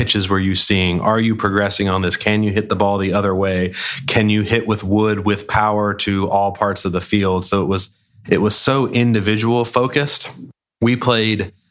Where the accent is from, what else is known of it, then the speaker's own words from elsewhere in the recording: Charlotte, North Carolina, United States; I grew up in Charlotte, you know, since I was 3 years old.